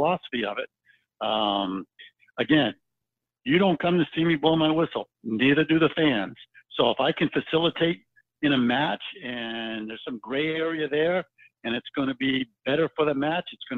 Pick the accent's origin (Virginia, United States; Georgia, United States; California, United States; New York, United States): Virginia, United States; Virginia Beach; I grew up in Virginia Beach